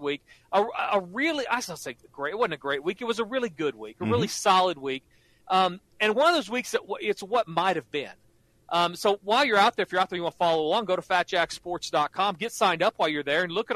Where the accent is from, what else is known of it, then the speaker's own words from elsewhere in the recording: Norman, Oklahoma, United States; I grew up like you in Norman, Oklahoma, where college football is king